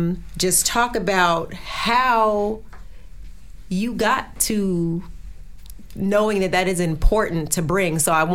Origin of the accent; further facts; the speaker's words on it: New Jersey, United States; So I'm from Jersey, and so I'm in Jersey all the time, except